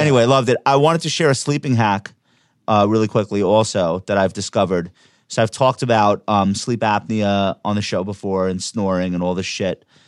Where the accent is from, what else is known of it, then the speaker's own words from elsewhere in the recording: New York, United States; I'm a New Yorker.